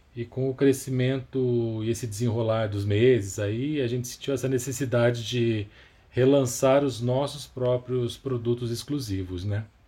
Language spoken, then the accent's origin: Portuguese; Campinas, São Paulo, Brazil; now in São Paulo, Brazil; eu nasci em Campinas, é, no interior de São Paulo. Hoje eu moro aqui em São Paulo, capital.